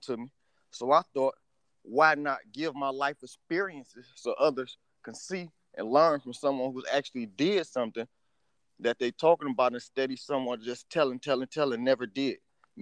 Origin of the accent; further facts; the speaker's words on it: Detroit, Michigan, United States; I'm an author from Detroit who writes stories about Detroit that's also inspired by Detroit. I come from the east side